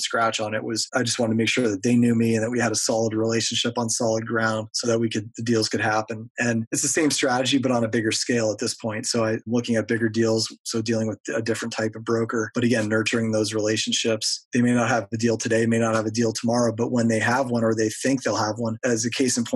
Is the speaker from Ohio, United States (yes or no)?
no; Erie, Pennsylvania, United States; my hometown